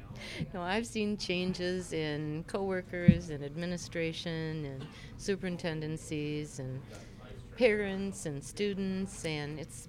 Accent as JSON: {"language": "English", "town": "Saugatuck", "region": "Michigan", "country": "United States", "tie": "born or raised there", "also_born_or_lived": "Detroit, Michigan / Saginaw, Michigan", "said": "I was actually born in Detroit, Michigan, but moved a year later to Saginaw, Michigan, where my younger sister was born, and then we came to the Saugatuck-Douglas area. So I grew up in Saugatuck, Michigan, right along Lake Michigan, beautiful resort town, totally dead in the winter."}